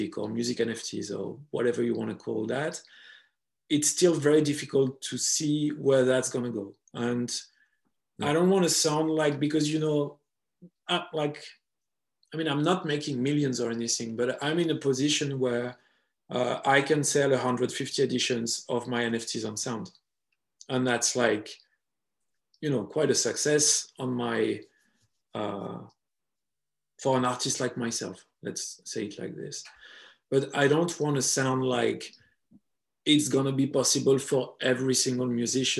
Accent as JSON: {"language": "English", "country": "France", "accent": "French", "second_language": "English", "said": "I hope my French accent wasn't too harsh"}